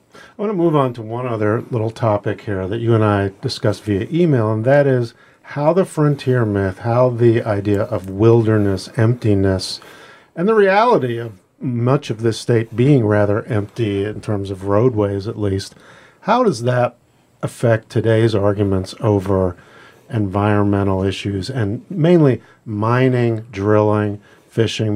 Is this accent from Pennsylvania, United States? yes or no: yes; Pennsylvania, United States; now in Alaska, United States; growing up in Pennsylvania